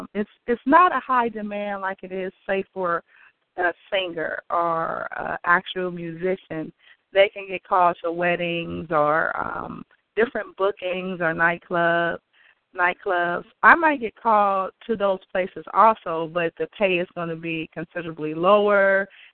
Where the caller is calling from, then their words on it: Oakland, California, United States; I'm calling from Oakland.